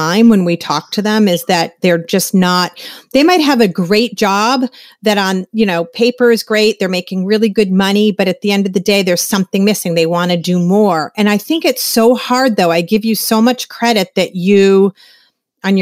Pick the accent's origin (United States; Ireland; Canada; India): United States; Massachusetts; We're both from Massachusetts